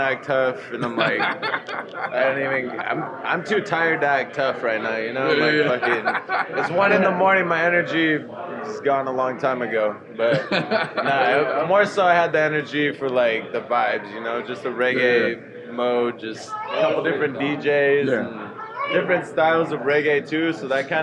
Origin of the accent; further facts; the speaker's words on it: Chula Vista, California, United States; Chula Vista, born and raised, San Diego local